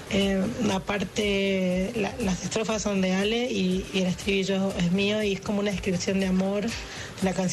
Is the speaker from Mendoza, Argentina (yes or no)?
yes; Mendoza, Argentina; Yo soy de Mendoza